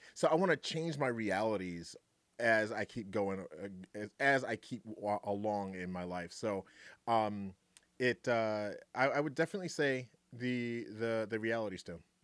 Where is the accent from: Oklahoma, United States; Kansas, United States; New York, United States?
New York, United States; New York City; also born or lived in Greensboro, North Carolina; now in Wisconsin, United States; I was born in Brooklyn, New York. Um, lived in Greensboro, North Carolina for a long time.